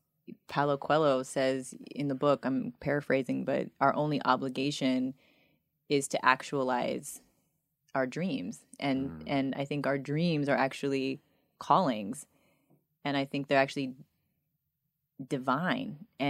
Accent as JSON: {"language": "English", "country": "United States", "tie": "born or raised there", "said": "I grew up on the Oprah Winfrey Show."}